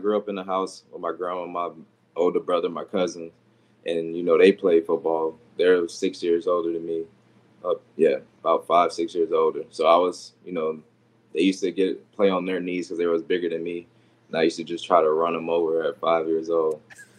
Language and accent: English; Deerfield Beach, Florida, United States; I'm from Florida, South Florida, Deerfield Beach.